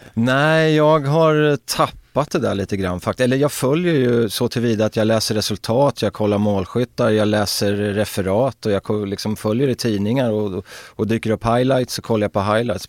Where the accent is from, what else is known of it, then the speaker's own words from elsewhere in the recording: Örebro, Örebro County, Sweden; det var ett strulområde, Markparken på den tiden, där jag växte upp alltså på 70-talet och Markparken vid den tidpunkten var ju liksom Örebros